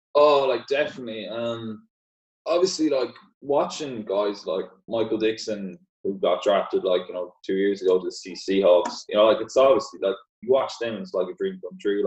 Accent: Ireland; all the Gaelic football players here, we kind of we grow up kicking a ball out of our hands

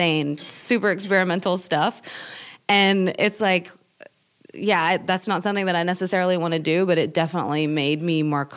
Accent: East Tennessee, United States; moved away as an adult; also born or lived in Berlin, Germany; now in San Francisco Bay Area, United States; coming from East Tennessee

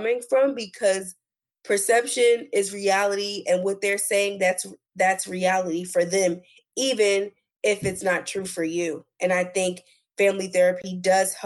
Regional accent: New Jersey, United States; moved away; I'm originally from New Jersey

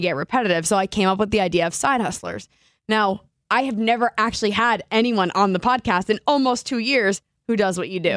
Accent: New Jersey, United States; now in Seattle, United States; Lauren and I grew up in New Jersey

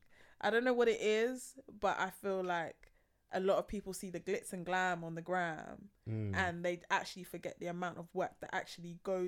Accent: Feltham, London, United Kingdom; now in Croydon, United Kingdom; I grew up in West

